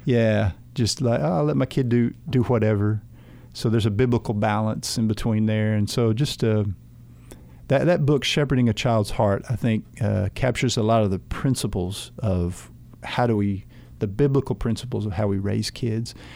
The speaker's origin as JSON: {"language": "English", "country": "United States", "said": "As an American"}